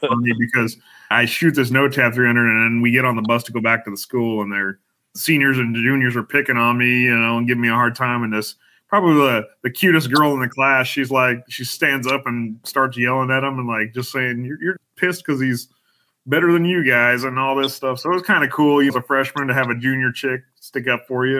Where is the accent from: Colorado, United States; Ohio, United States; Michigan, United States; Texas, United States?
Colorado, United States; Denver; I grew up in Denver, born and raised in Colorado